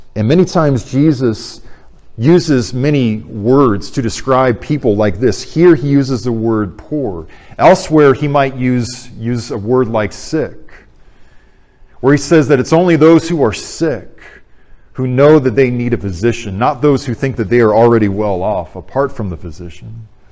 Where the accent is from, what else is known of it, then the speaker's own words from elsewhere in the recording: Arizona, United States; moved away; I went back to Arizona in my hometown church